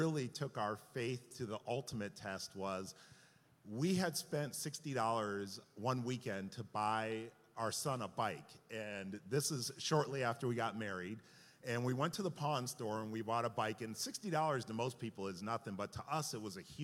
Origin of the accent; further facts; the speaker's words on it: Hampden, Massachusetts, United States; I grew up in Hamden, Massachusetts, in a very suburban town where all of us got cars at the age of 16 years old